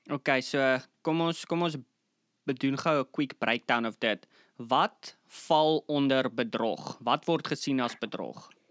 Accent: Bloemfontein, Free State, South Africa; ek obviously ja in Bloemfontein groot geword

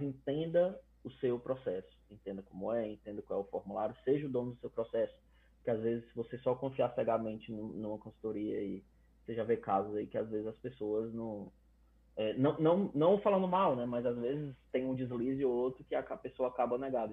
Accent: Fortaleza, Ceará, Brazil; moved away as an adult; now in Canada; Eu sou de Fortaleza, então 32 graus o ano inteiro

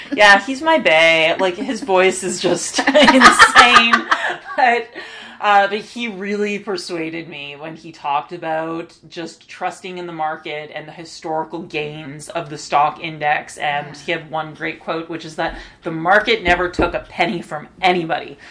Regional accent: Toronto, Ontario, Canada; I was born and raised in Toronto, uh, which is still where I live.

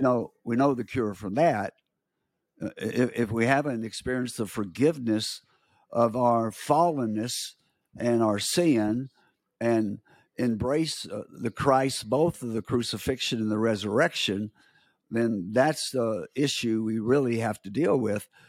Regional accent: United States; I'm from America

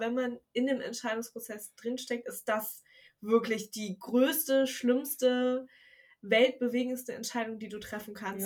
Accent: Wuppertal, North Rhine-Westphalia, Germany; moved away as an adult; now in Bremen, Germany; Ich komme ja aus Wuppertal

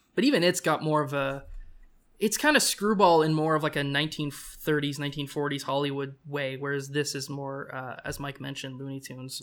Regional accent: Canada; as a Canadian

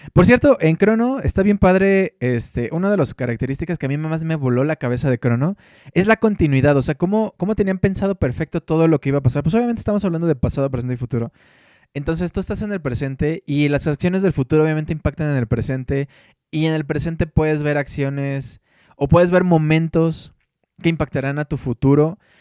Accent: Mexico; como niño mexicano de los noventas, leía la revista Club Nintendo

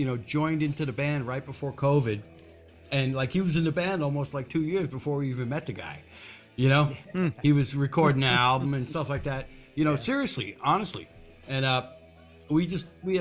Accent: East Coast, United States; We're both from the East Coast

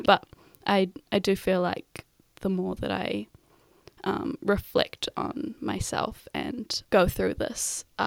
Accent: Auckland, New Zealand; also born or lived in Wellington; I was raised in Ponsonby, so I went to primarily Pākehā schools

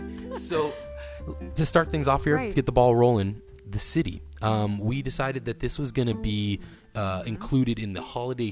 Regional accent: San Francisco, California, United States; I'm from San Francisco, California

